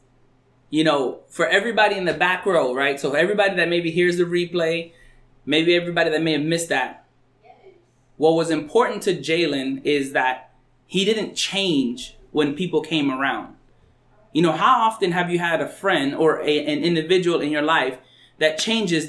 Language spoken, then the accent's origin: English; North Dakota, United States; I'm from North Dakota too